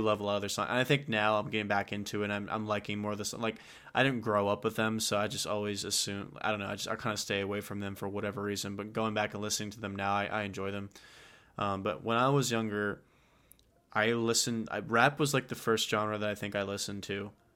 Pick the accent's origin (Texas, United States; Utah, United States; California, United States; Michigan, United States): Texas, United States; we're from Texas.